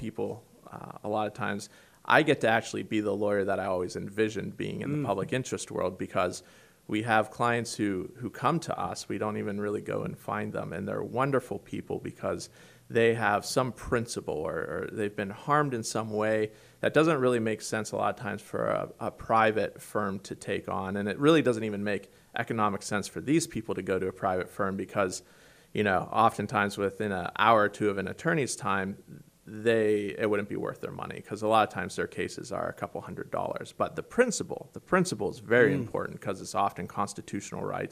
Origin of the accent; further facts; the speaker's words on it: Pittsburgh, Pennsylvania, United States; also born or lived in Washington, D.C.; I'm a native of the Great Commonwealth here, although the western part, and I grew up around Pittsburgh, Pennsylvania